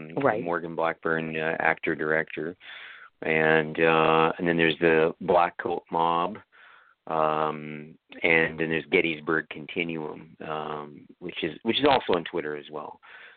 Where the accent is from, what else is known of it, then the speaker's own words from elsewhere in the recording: Canada; And this is why I'm Canadian, I know it.